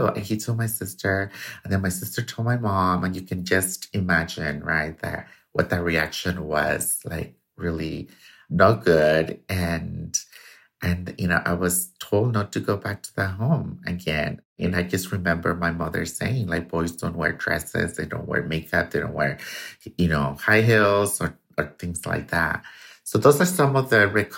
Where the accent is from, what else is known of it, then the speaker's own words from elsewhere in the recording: Tuxpan, Jalisco, Mexico; I was born in Tuxpan, Jalisco, Mexico, to a single mother